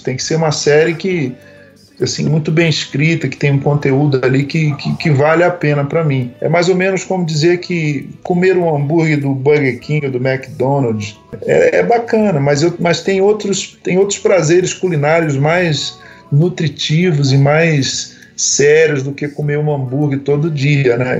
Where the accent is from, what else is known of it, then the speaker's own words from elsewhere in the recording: Rio de Janeiro, Brazil; moved away as an adult; now in São Paulo, Brazil; no bairro que eu cresci no Rio de Janeiro